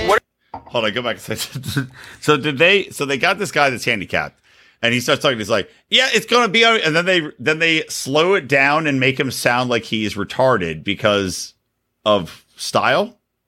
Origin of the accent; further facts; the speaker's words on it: Philadelphia, Pennsylvania, United States; We're Philly, fucking Philly. No one likes us. We don't care. We're from Philly, fucking Philly.